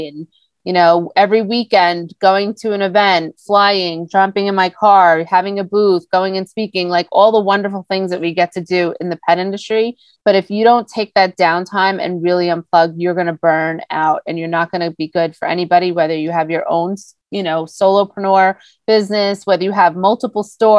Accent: Long Island, New York, United States; we grew up on the Great South Bay on Long Island, boating, fishing, going to the beach

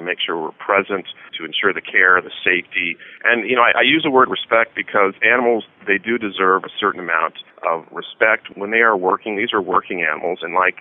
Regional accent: Albuquerque, New Mexico, United States; moved away; New Mexico, my home state. I grew up in Albuquerque

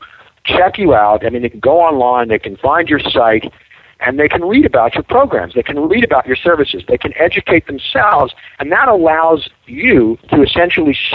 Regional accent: New York, United States; moved away; I'm originally from New York

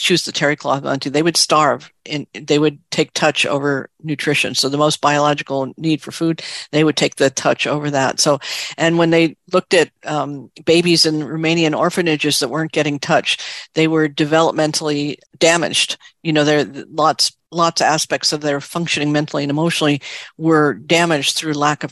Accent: New York City, New York, United States; I grew up in New York City

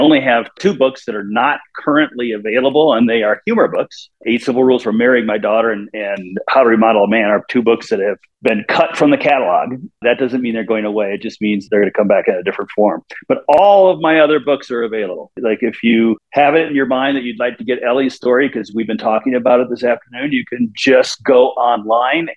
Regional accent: Kansas City, Missouri, United States; I grew up in Kansas City

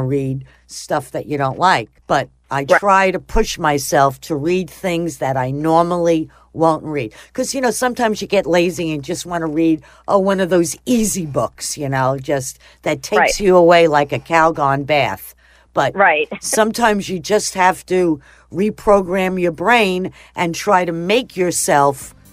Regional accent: Long Island, New York, United States; now in Florida, United States; I'm originally from New York

